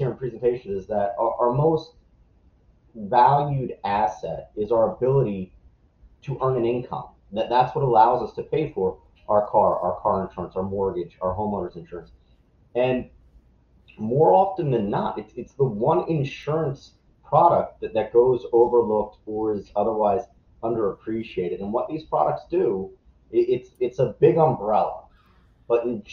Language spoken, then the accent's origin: English; right outside of Philadelphia, Pennsylvania, United States; I was born and raised right outside of Philadelphia, Kobe Bryant's hometown